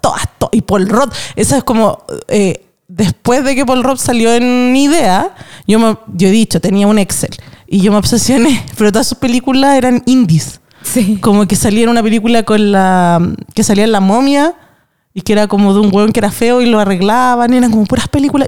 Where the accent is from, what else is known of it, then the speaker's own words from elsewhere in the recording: Chile; una como chilena